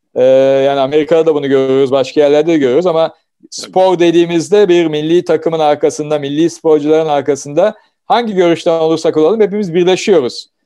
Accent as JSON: {"language": "Turkish", "region": "Samsun", "country": "Turkey", "tie": "born or raised there", "moved": "yes", "said": "Ben Samsunluyum"}